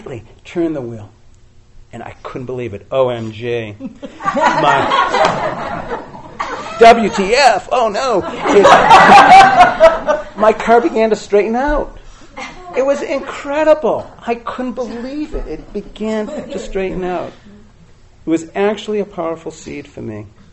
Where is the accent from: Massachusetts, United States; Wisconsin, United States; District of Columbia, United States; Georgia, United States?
Massachusetts, United States; Boston; when I was 16 years old, growing up in Boston area